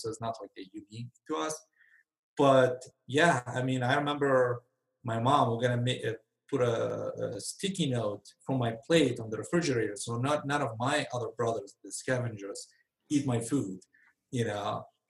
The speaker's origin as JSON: {"language": "English", "town": "Benghazi", "country": "Libya", "tie": "born or raised there", "said": "Benghazi, Libya."}